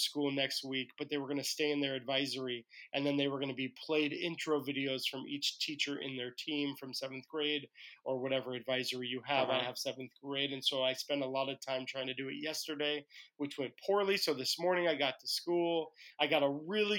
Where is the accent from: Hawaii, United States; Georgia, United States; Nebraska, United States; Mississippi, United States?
Hawaii, United States; I'm from Hawaii